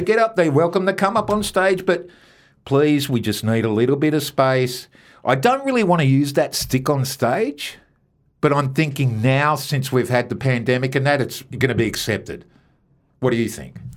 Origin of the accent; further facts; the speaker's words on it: Melbourne, Victoria, Australia; from Melbourne, Australia